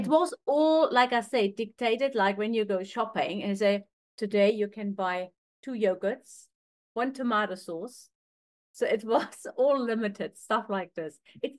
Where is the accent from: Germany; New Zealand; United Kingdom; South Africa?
Germany; East Germany; moved away; growing up in East Germany was like a boot camp.